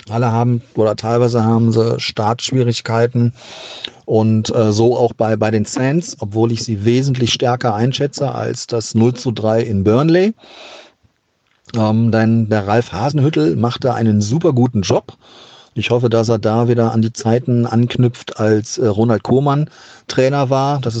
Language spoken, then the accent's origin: German; Duisburg, North Rhine-Westphalia, Germany; now in Xanten, Germany; Ich bin ein Kind des Ruhrgebiets, genauer gesagt aus der Stahlstadt Duisburg wohne mittlerweile am wunderschönen, ruhigen Niederrhein.